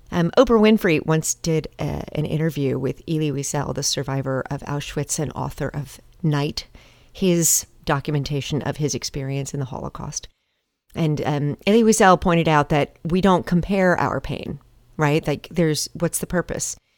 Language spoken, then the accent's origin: English; Montgomery, Alabama, United States; my hometown of Montgomery, Alabama